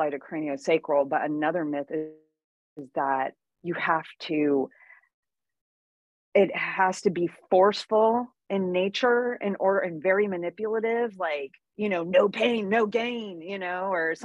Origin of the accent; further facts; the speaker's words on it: Santa Cruz, California, United States; also born or lived in Maui, Hawaii; now in Encinitas, United States; I grew up in Santa Cruz